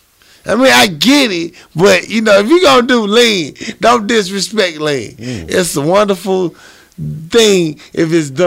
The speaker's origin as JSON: {"language": "English", "region": "the South", "country": "United States", "accent": "southern", "said": "You talking about my southern ass accent"}